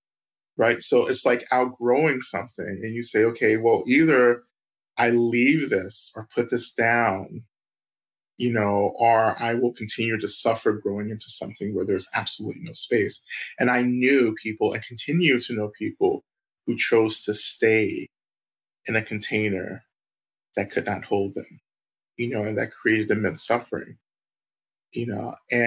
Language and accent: English; the South, United States; And for me, again, growing up in the South, growing up in the Black church, you know, Black religion was so policed, you know, by white communities.